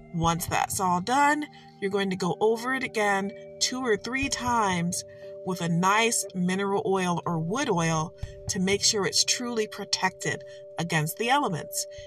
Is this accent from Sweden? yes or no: no; Michigan, United States; I am from Michigan.